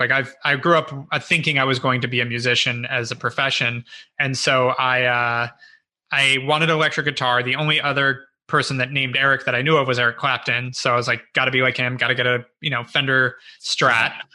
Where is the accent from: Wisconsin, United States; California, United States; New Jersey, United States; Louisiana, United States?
California, United States; Los Angeles; also born or lived in Ohio (possibly Ojai, California / ASR unclear); first six years of my life were